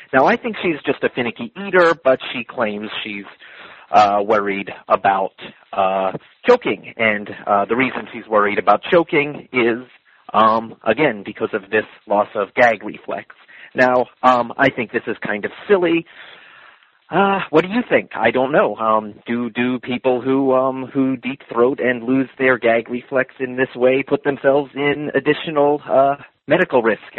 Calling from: California, United States; I'm calling you from California

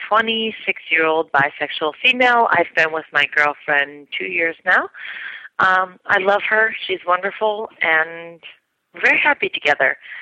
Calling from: New York City, New York, United States; I'm calling you from Brooklyn, New York.

